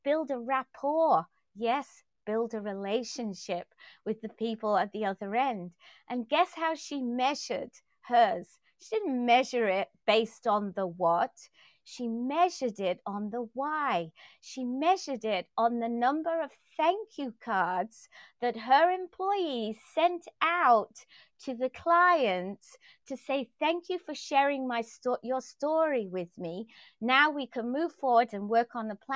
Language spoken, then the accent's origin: English; England, United Kingdom; moved away; I grew up in England and we didn't see AOL